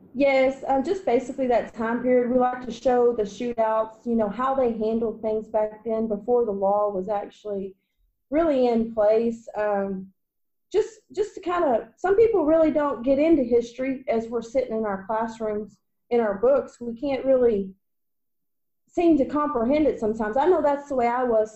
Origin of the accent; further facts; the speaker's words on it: Waco, Texas, United States; I grew up in Waco, Texas